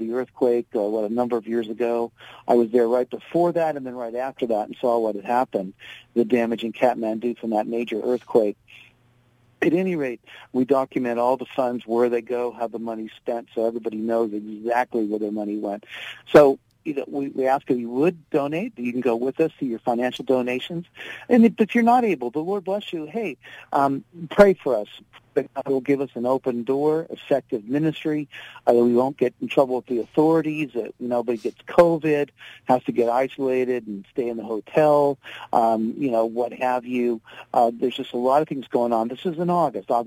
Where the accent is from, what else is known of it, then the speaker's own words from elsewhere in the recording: United States; I was not allowed in because of being an American, a Caucasian